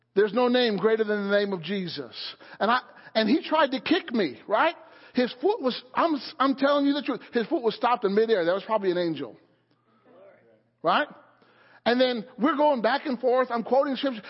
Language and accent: English; Illinois, United States; now in Pennsylvania, United States; the church that I grew up in in Illinois